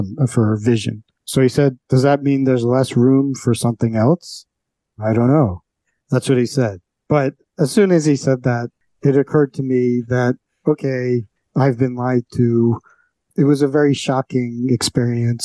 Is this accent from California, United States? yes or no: no; New York City, New York, United States; I grew up on the Upper West Side of Manhattan, one of the world headquarters of political correctness